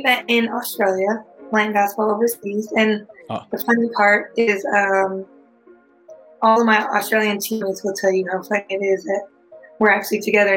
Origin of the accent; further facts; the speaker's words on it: California, United States; I was from California